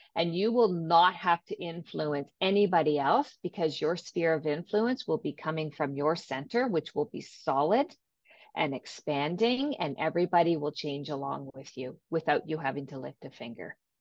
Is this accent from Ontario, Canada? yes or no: yes; Ontario, Canada; from Ontario, Canada